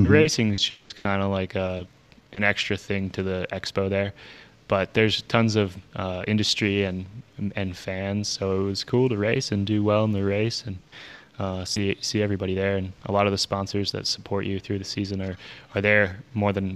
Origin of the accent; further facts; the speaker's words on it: outside of Philadelphia, Pennsylvania, United States; now in Brevard, United States; I grew up outside of Philadelphia